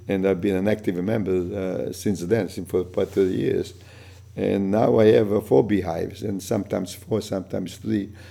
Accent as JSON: {"language": "English", "country": "Italy", "also_born_or_lived": "New York / Boston", "second_language": "English", "moved": "yes", "said": "when I came from Italy"}